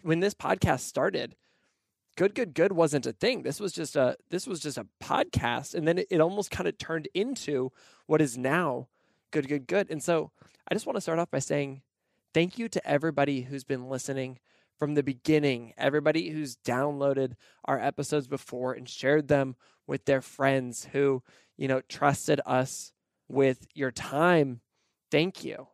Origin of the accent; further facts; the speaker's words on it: Pacific Northwest, United States; also born or lived in Nashville, Tennessee; now in Portland, United States; I grew up in the Pacific Northwest